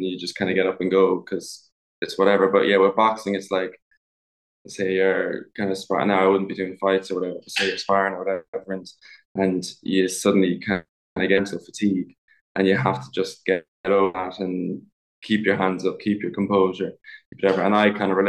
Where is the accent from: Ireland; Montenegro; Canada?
Ireland; Ballymaloe, Munster; So I grew up in a kind of on a food farm as such, in East Cork, in a place called Ballymaloe